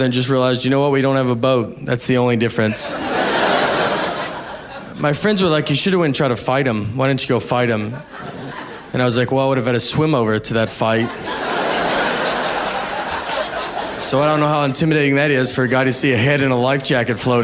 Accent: Nashville, Tennessee, United States; I'm from Nashville

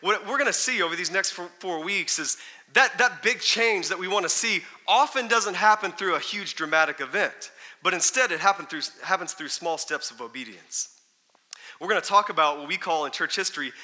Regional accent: Texas, United States; I grew up in Texas

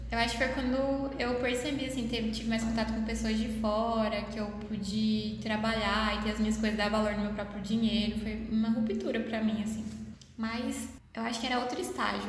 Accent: Goiânia, Goiás, Brazil; accent: mineiro; eu sou de Goiânia mesmo, mas eu falo mais do Waik Mineiro, porque eu sou uma fusão de paulista com mineiro. Minha mãe é de Minas, né, meu pai é de São Paulo

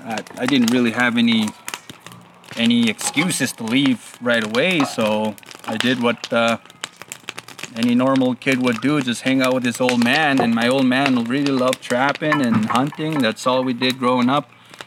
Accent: Fox Lake, Alberta, Canada; Growing up, everybody was getting along with everybody.

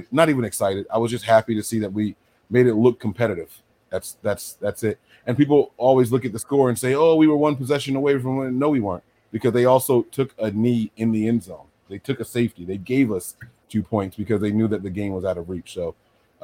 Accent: New Jersey, United States; I'm from Jersey

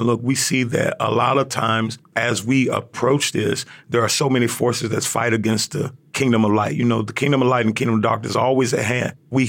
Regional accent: Memphis, Tennessee, United States; So I grew up in Memphis, in the heart of South Memphis, Tennessee.

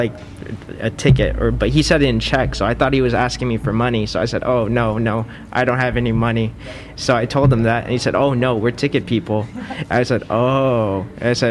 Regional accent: La Mirada, California, United States; moved away as an adult; now in Stuttgart, Germany; I'm from the city of La Mirada

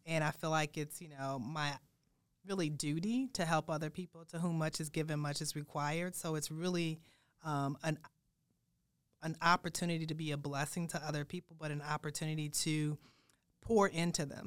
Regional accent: Chicago, Illinois, United States; also born or lived in Saint Louis / Durham, North Carolina / Washington, D.C.; now in Des Moines, United States; I'm from Chicago

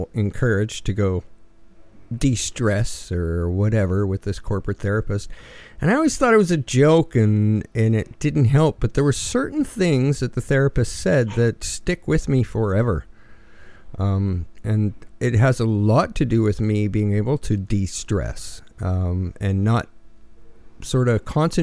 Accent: Canada; As a Canadian

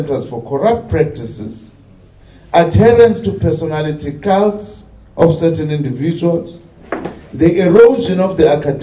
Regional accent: South Africa

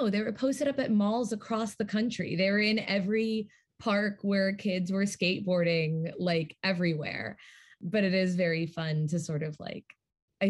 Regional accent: New York City, New York, United States; I grew up in Manhattan

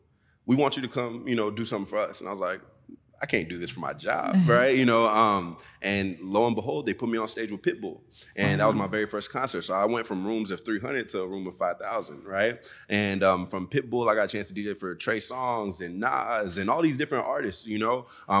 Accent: the South, United States; And I'm from the South, so I wanted to hear a little bit more trap, you know?

